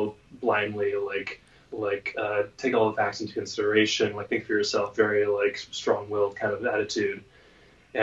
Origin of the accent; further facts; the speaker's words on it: San Diego, California, United States; my hometown of San Diego